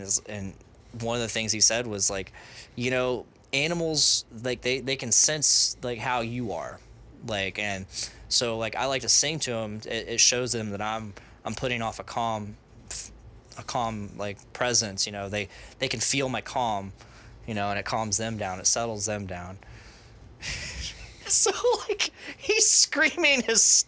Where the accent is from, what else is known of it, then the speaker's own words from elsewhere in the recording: United States; I'm American